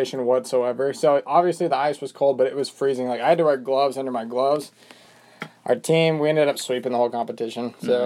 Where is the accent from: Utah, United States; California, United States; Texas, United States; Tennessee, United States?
Utah, United States; Bountiful; I'm from Bountiful, Utah